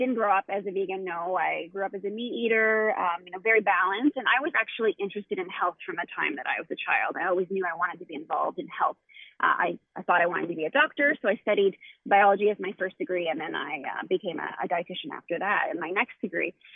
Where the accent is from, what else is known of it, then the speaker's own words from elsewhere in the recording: Halifax, Nova Scotia, Canada; So we are from Nova Scotia, Canada